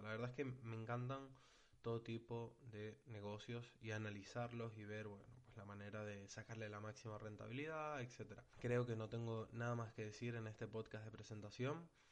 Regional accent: Tenerife, Canary Islands, Spain; yo soy de Tenerife

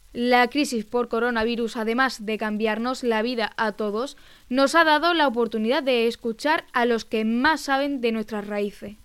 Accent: La Garrovilla, Extremadura, Spain; Yo empecé a bailar en la agrupación folclórica municipal Alonso de Mendoza de mi pueblo, de la Garrovilla, con tan solo 5 años

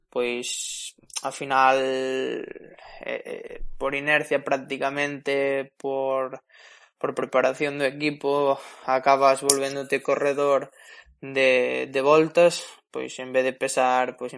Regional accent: Spain; sendo español

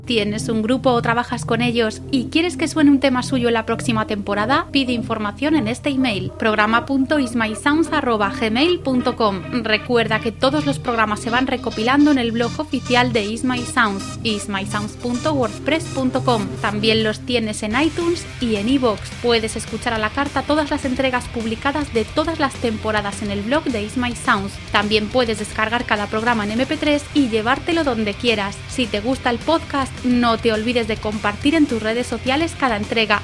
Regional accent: Valladolid, Castile and León, Spain; en mi tierra, Valladolid

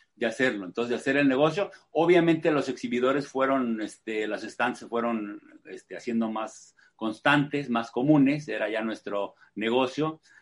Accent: Mexico City, Mexico; yo nací en Ciudad de México hace 63 años

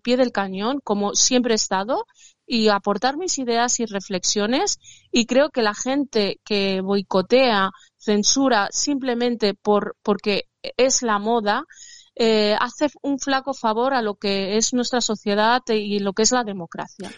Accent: Spain; me considero una española que ama su país

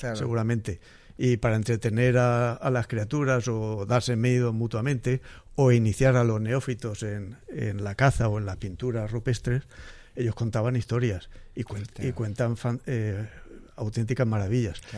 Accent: Castilla-La Mancha, Spain; moved away as an adult; now in Murcia, Spain; Yo soy manchego y como dicen en mi tierra vine aquí a Murcia

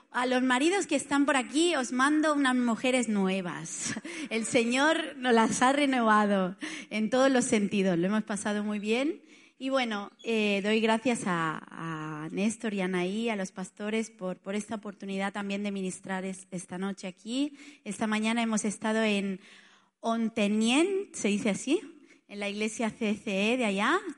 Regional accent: Barcelona, Catalonia, Spain; moved away as an adult; now in Italy; Yo soy de Barcelona, pero ya no, o sea, ya, ya casi, o sea, soy más italiana que nada, porque hace tanto que estoy en Italia que ya dijéramos que ya lo he perdido casi todo, pero todo no tampoco.

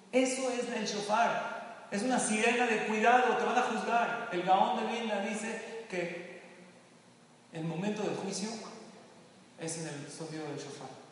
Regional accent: Mexico; also born or lived in Lakewood, New Jersey; a los mexicanos nos encanta

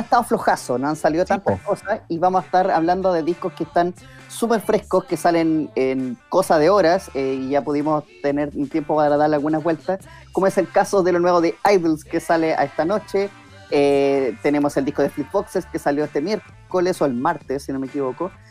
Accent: Chile; no nos toca como chilenos

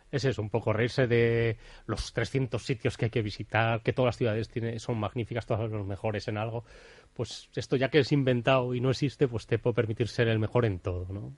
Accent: Bilbao, Basque Country, Spain; a mí como bilbaíno

